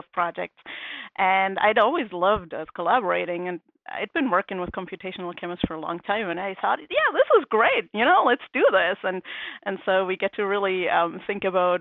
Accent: Germany; English is a second language; moved away as an adult; now in United States; I am originally from Germany, as you might hear in the next couple of minutes. I did my education up to my PhD over there

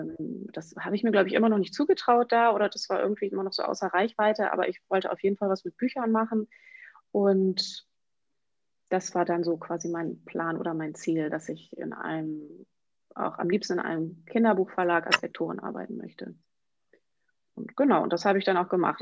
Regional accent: Emsland, Lower Saxony, Germany; moved away as an adult; also born or lived in Münster / Paris; ich komme aus dem Emsland und habe in Münster studiert

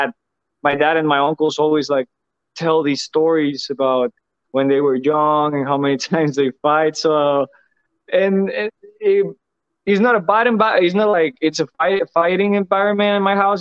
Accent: Mexico; moved away as an adult; now in United States; it's where I'm from. It's my country.

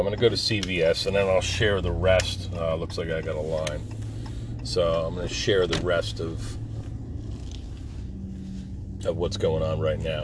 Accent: Jersey Shore, New Jersey, United States; moved away; I was born and raised on the Jersey Shore

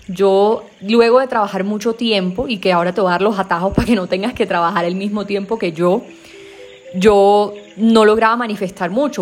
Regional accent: Caribbean coast, Colombia; accent: costeño; Yo como soy costeña a veces se me embolatan los, las vocales

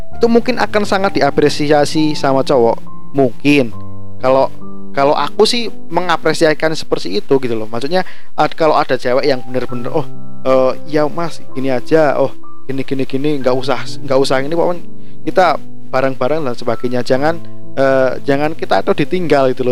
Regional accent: Java, Indonesia; saya sebagai Jawa sendiri

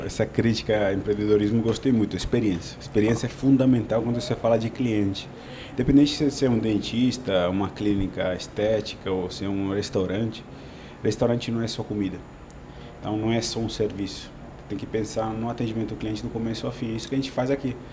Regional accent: Italy; Portuguese is a second language; moved away as an adult; now in Brazil; Eu sou italiano, é um país lindo

